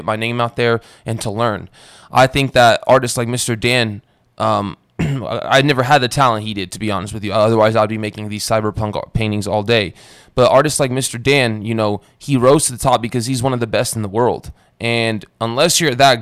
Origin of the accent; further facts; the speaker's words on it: Romania; now in United States; I was born in Romania. I'm Eastern European too. I immigrated here to the States when I was younger